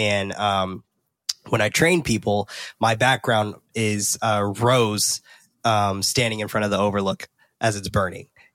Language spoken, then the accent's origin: English; San Francisco, California, United States; I'm from San Francisco